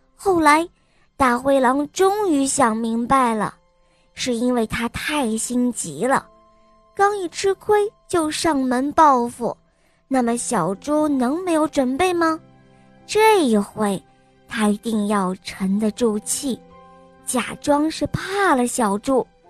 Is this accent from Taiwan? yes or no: no; Huizhou, Guangdong, China; 我九岁了，我来自惠州